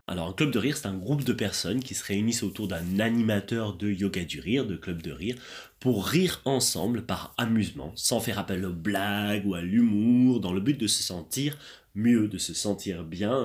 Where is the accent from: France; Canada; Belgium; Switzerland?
France; je viens de France